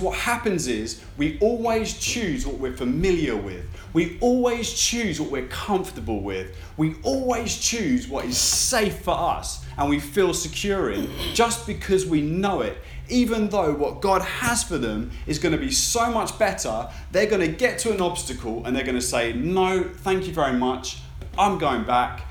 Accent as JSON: {"language": "English", "country": "United Kingdom", "said": "I'm British"}